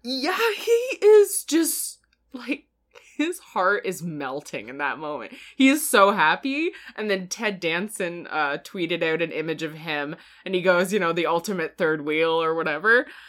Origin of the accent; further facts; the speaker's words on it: Canada; we're Canadian